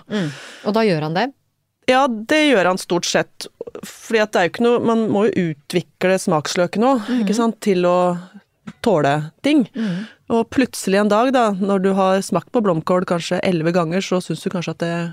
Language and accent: Norwegian; Hamar, Innlandet, Norway; Tenker på min egen oppvekst som veldig sånn um, Sånn forstadsromantisk, liksom. Um, byggefelt rett utenfor Hamar by, der det var trygt og godt og vi føyk rundt på syklene våre i nabolaget